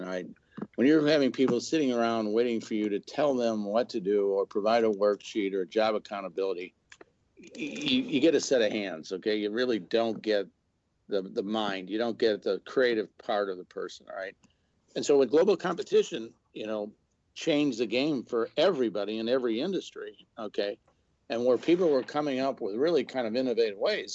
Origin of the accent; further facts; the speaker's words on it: Chicago, Illinois, United States; now in Missouri, United States; I was born and raised in Chicago